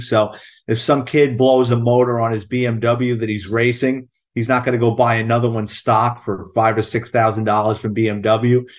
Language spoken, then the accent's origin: English; New York City, New York, United States; I'm a Bronx kid, born and raised in New York City